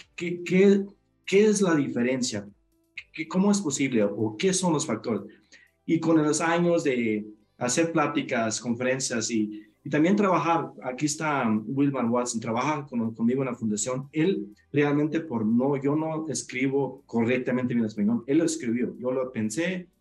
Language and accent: Spanish; Mexico; Mis, ah, papás nacieron en México, yo nací en México, pero sí por la eh, comunidad donde crecimos, donde crecí y viví, era una comunidad menonita donde se habla alemán